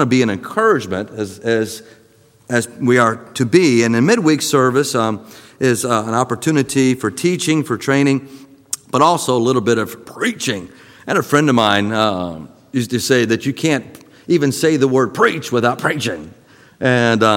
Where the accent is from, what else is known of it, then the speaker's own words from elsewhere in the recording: Florida, United States; growing up in Florida